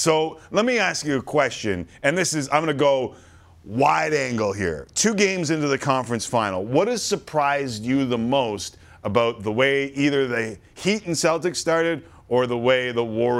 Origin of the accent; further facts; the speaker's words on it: Canada; we're Canadian